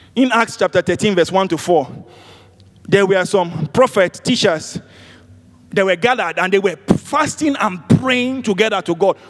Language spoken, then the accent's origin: English; Nigeria; I'm from Nigeria.